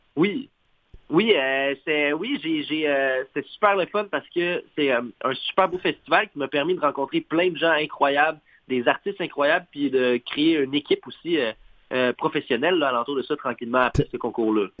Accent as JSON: {"language": "French", "area": "Montreal shore", "region": "Quebec", "country": "Canada", "moved": "yes", "lives_now": "Saguenay, Canada", "said": "je viens de la rive de Montréal, mais je vis actuellement au Saguenay"}